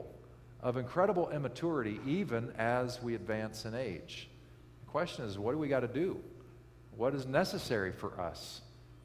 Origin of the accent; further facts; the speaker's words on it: Kansas, United States; I grew up in Kansas, And northeastern Kansas, it's actually quite lovely